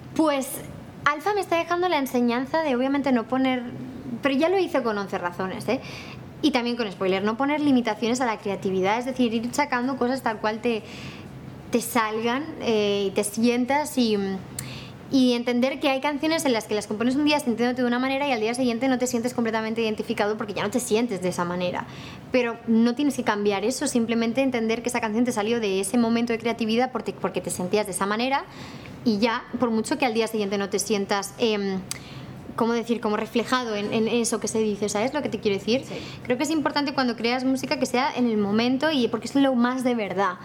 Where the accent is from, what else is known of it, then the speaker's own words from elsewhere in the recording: Barcelona, Catalonia, Spain; yo soy de Barcelona